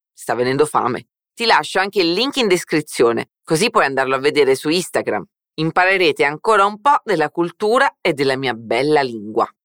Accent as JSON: {"language": "Italian", "town": "Naples", "region": "Campania", "country": "Italy", "tie": "born or raised there", "also_born_or_lived": "Genoa, Italy", "moved": "yes", "lives_now": "Salvador, Brazil", "said": "Io sono genovese di nascita e napoletana di vita e di famiglia"}